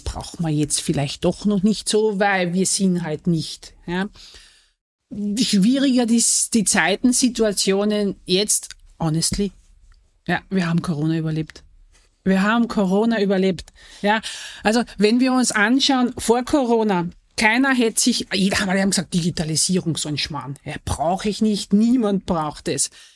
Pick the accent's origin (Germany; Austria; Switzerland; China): Austria; southern Austria; Ich komme ja nicht aus dem Wien, sondern ich komme ja aus dem Süden von Österreich